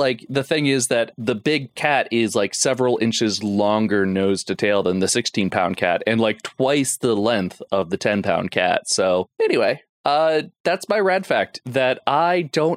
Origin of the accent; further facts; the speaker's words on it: Florida, United States; I'm from Florida.